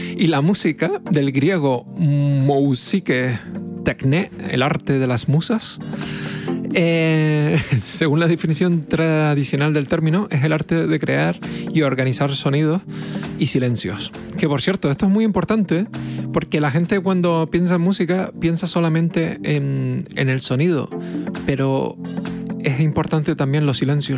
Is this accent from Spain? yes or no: yes; Canary Islands, Spain